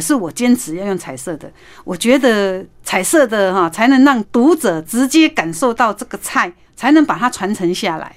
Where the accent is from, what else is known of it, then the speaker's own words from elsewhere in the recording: southern Taiwan, Taiwan; 在我们南部